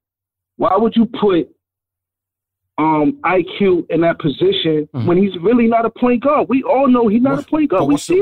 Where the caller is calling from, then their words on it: New York, United States; from Harlem.